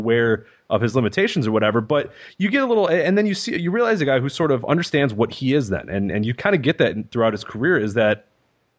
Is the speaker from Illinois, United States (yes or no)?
yes; Chicago, Illinois, United States; I grew up in Chicago